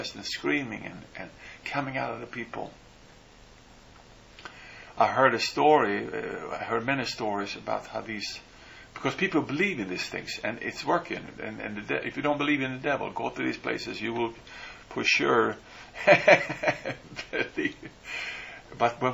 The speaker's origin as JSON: {"language": "English", "country": "Sweden", "moved": "yes", "said": "I come from Sweden"}